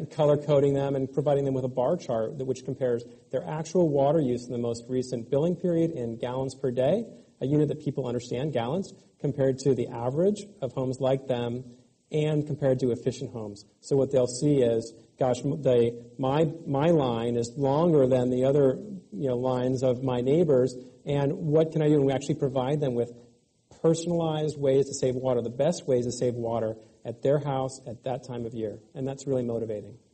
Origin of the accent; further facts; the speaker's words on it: California, United States; I grew up here in California and actually lived through several droughts uh, growing up